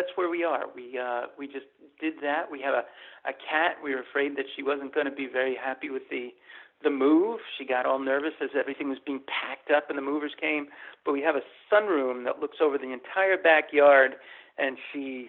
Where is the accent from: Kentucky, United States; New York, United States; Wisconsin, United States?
New York, United States; Rhinebeck; I'm moving back to my hometown of Rhinebeck, New York